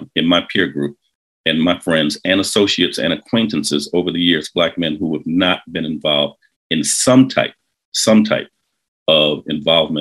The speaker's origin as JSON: {"language": "English", "town": "Detroit", "region": "Michigan", "country": "United States", "tie": "born or raised there"}